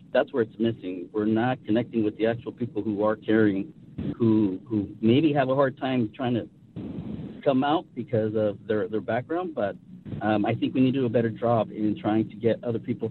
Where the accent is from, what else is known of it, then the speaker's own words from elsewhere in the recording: California, United States; I'm a Mexican-American, born and raised in California.